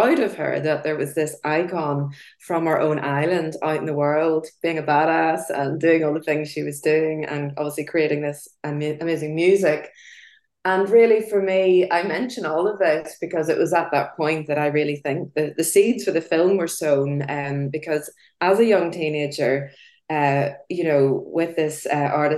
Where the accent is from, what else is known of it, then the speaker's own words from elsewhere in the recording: Belfast, Northern Ireland, United Kingdom; accent: Irish brogue; also born or lived in London; as you can probably hear by my Irish brogue, I'm born and bred in Belfast in Northern Ireland